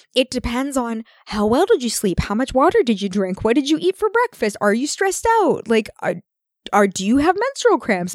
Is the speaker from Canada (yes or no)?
yes; Canada; we're Canadian